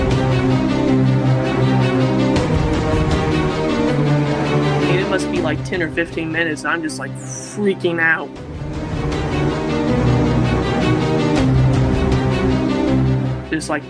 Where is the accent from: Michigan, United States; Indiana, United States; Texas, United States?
Texas, United States; also born or lived in Amarillo, Texas / Houston, Texas; I'm from Amarillo, Texas. It's just where I was born. I spent a lot of time down in East Texas. That's where my grandparents primarily lived. And then whenever I was about 10 or 12, I had to move down to Houston for medical issues